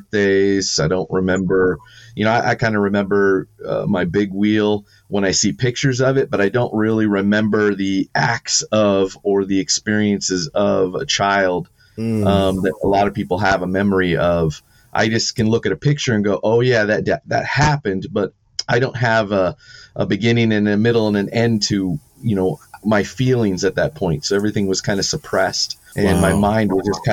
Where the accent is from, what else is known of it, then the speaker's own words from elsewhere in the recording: San Diego, California, United States; Born and raised in San Diego or California